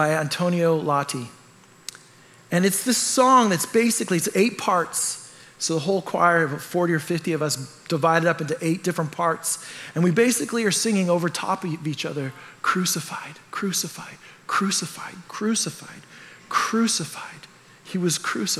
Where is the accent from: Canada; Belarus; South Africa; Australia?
Canada; I'm Canadian. I grew up in a culture that's just like this